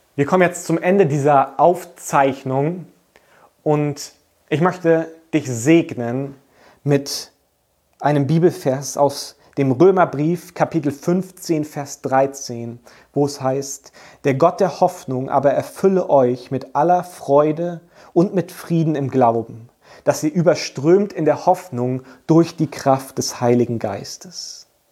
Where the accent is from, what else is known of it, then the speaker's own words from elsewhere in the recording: Germany; als Deutsche